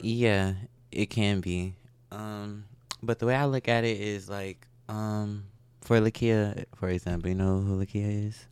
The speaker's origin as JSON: {"language": "English", "town": "Milwaukee", "region": "Wisconsin", "country": "United States", "tie": "born or raised there", "moved": "as an adult", "lives_now": "Houston, United States", "said": "I was, uh, born in Milwaukee."}